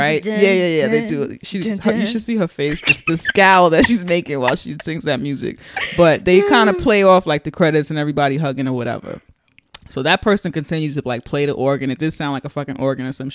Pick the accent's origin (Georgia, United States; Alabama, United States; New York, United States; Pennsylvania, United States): New York, United States; New York City; from the Bronx